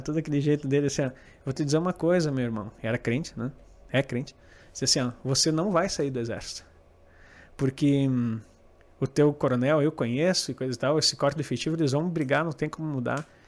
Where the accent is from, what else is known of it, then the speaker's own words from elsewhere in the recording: Santo Ângelo, Rio Grande do Sul, Brazil; moved away as an adult; Eu cheguei em Santo Ângelo de volta, que era a terra que minha terra natal, onde eu morava lá